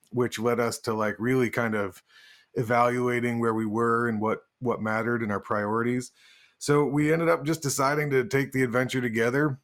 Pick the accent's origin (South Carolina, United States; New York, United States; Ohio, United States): New York, United States; Woodstock; I ended up building Spectre basses in Woodstock, New York, which is my hometown